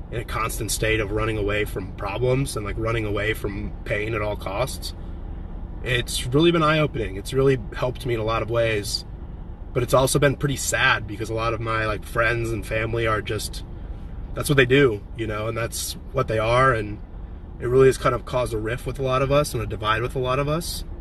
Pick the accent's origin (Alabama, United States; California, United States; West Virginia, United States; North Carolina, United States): California, United States; San Diego; I'm from San Diego. I'm moving to Nashville, but my brother lives